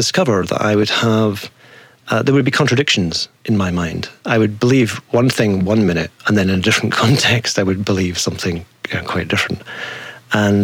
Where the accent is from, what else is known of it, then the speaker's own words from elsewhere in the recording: Dundee, Scotland, United Kingdom; also born or lived in Glasgow; I was raised in Scotland, yeah. I was born in a town called Dundee, brought up just a few miles from there